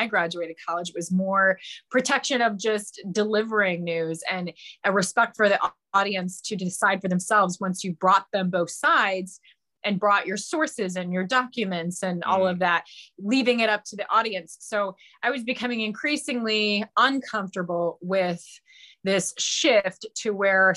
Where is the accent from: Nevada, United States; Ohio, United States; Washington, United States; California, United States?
Ohio, United States; Northwest; I was born and raised in Northwest Ohio, which is very much on the border of Michigan